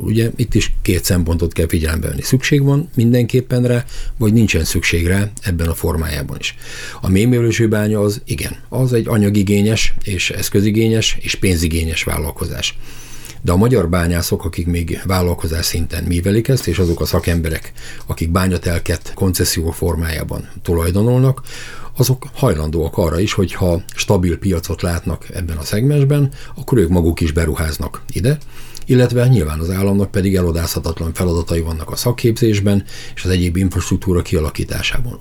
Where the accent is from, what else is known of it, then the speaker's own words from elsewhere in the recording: Ózd, Borsod-Abaúj-Zemplén, Hungary; én Úzról származom, ahol kohászok, bányászok éltek zömében